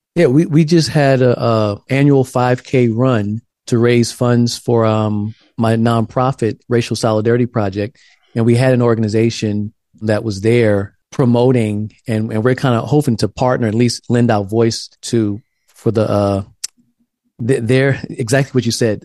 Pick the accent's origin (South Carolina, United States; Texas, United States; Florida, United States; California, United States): South Carolina, United States; now in Pasadena, United States; I grew up in South Carolina in a black church